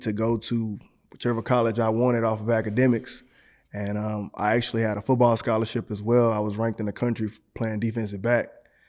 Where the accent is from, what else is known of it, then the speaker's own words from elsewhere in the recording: Galveston, Texas, United States; also born or lived in Houston, Texas; I was born in Galveston, Texas.